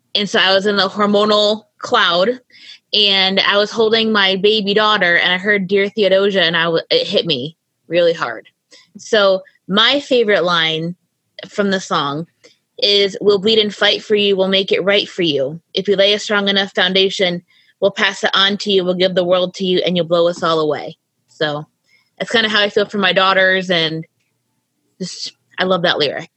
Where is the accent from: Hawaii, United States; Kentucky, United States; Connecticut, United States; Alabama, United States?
Connecticut, United States; I grew up in Connecticut, going to shows in school.